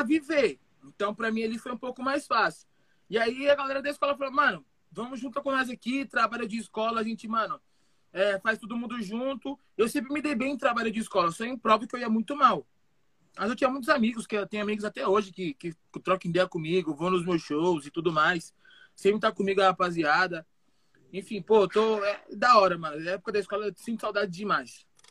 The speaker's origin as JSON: {"language": "Portuguese", "region": "São Paulo", "country": "Brazil", "tie": "born or raised there", "also_born_or_lived": "Itu", "said": "Nasci aqui em São Paulo, capitalzão, sempre morei aqui, adoro morar aqui em São Paulo"}